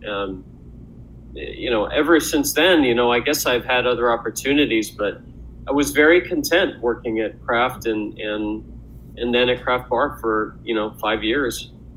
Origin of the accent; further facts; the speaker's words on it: Louisville, Kentucky, United States; moved away as an adult; also born or lived in Milwaukee, Wisconsin; raised in um, raised in in in Louisville, Kentucky, um, and I stayed there for I would say till I was about 18